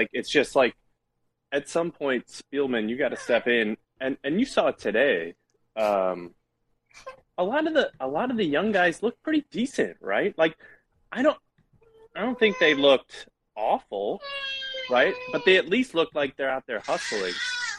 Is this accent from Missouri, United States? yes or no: yes; St. Louis, Missouri, United States; So let me tell you, I'm from St. Louis.